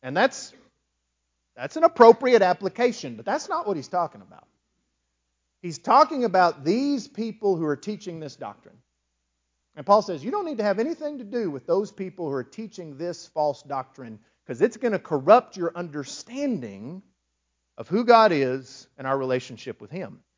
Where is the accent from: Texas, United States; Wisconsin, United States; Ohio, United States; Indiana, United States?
Texas, United States; West; moved away as an adult; I grew up in West Texas, as you know, and there was nothing to do after about dark.